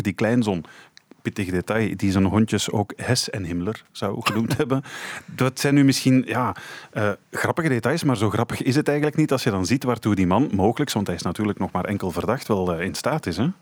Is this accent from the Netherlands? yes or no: no; Flanders, Belgium; bij ons in Vlaanderen